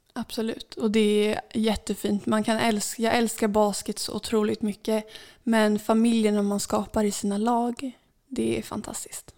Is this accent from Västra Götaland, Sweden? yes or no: no; Saltsjöbaden, Stockholm County, Sweden; i min uppväxt här i Saltsjöbaden